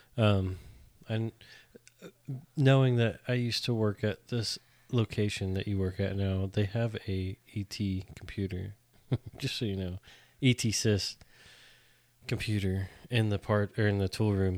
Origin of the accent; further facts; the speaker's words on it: Northern California, United States; moved away as an adult; now in Texas, United States; come from Northern California where everybody votes correctly